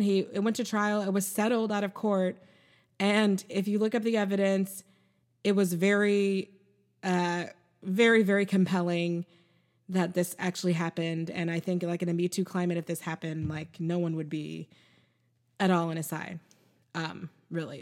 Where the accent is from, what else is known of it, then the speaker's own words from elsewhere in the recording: United States; I'm American.